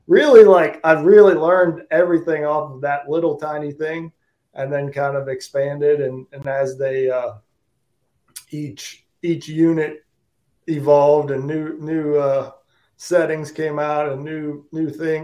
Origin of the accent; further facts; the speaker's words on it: Pittsburgh, Pennsylvania, United States; moved away as an adult; now in Tennessee, United States; I was born and raised in Pittsburgh, but I moved to Tennessee in the fall